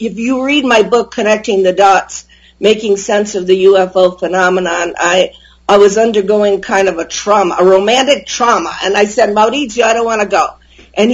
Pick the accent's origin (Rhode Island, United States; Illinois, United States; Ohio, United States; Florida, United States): Rhode Island, United States; Providence; moved away; also born or lived in Italy; I grew up in Rhode Island. I grew up in Providence. My father was the Italian consul for the state of Rhode Island.